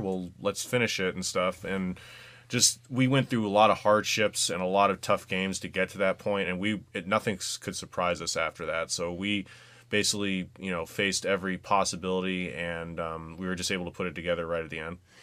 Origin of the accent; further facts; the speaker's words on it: West Coast, United States; moved away; I'm from the West Coast